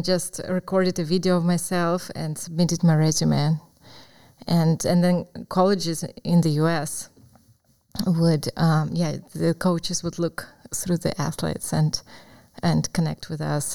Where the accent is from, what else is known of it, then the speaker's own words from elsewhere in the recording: Crimea, Ukraine; English is a second language; moved away as an adult; now in United States; Yes, I was born in Ukraine, in Crimea, which is in the south of Ukraine, and um, it's a peninsula.